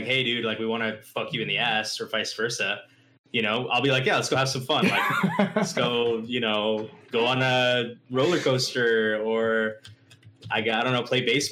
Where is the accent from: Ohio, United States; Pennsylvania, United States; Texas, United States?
Texas, United States; outside of Dallas; moved away as an adult; also born or lived in Atlanta; I was born and raised like outside of Dallas